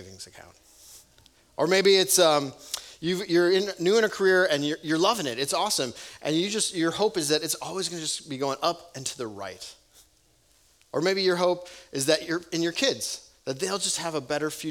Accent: Wisconsin, United States; growing up in Wisconsin

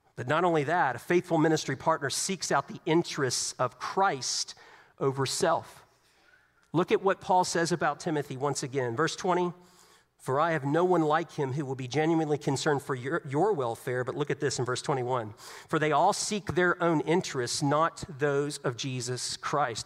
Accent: Southeast Virginia, United States; Growing up in Southeast Virginia, I grew up around the military.

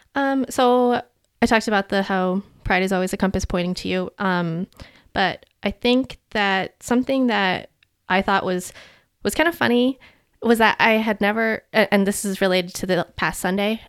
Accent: home in Maryland, United States; growing up in America.

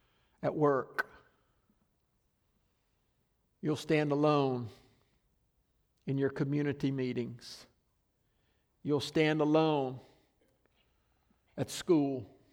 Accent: the South, United States; I grew up in mostly in the South where my friends either believed the Bible as the truth as I did

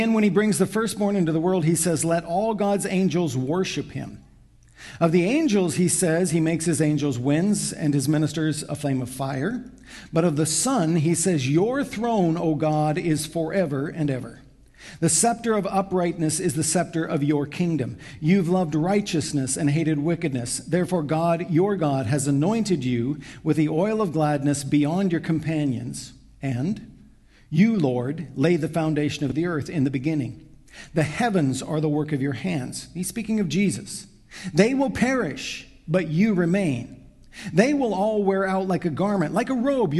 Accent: United States; moved away as an adult; now in Canada; I'm an American, I married a Canadian girl, got trapped up here, stayed

